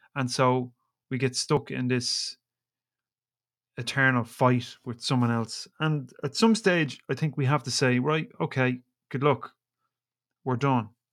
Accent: Ireland; I'm Irish

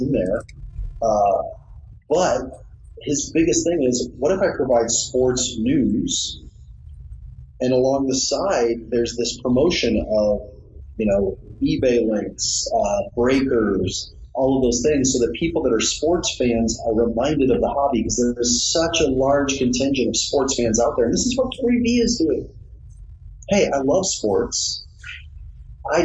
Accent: Omaha, Nebraska, United States; also born or lived in Lincoln, Nebraska; now in Los Angeles, United States; I'm from Omaha, Nebraska. I went to school in Lincoln, Nebraska

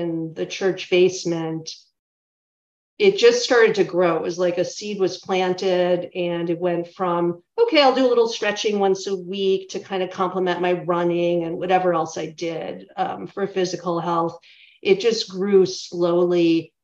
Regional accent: Chicago, Illinois, United States; also born or lived in St. Paul, Minnesota; I live in Chicago now, and I'm originally from the Chicago area.

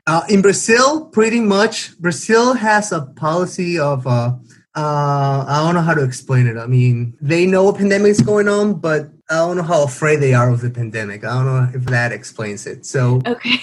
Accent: Paraguay; moved away as an adult; now in South Korea; I am from South America, Paraguay, and I recently moved to South Korea about 12 days ago.

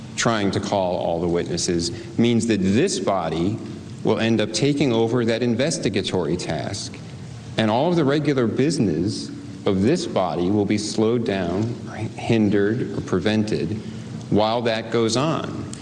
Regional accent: West Virginia, United States; I'm West Virginia

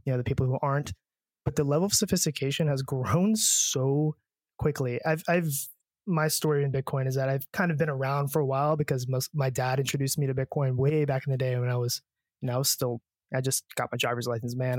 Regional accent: United States

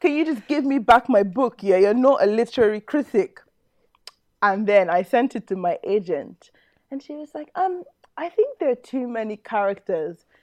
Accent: Nigeria; just a Nigerian

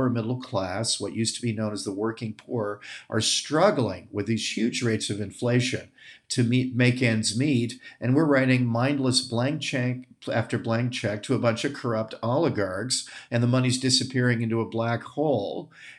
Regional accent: United States; I'm an American nationalist

